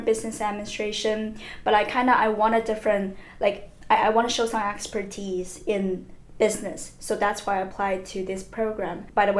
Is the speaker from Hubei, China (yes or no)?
yes; Wuhan, Hubei, China; English is a second language; moved away as an adult; also born or lived in Beijing; now in France; I come from China. I was born in Wuhan, but I did my bachelor's in Beijing, mm-hmm. in Tsinghua University.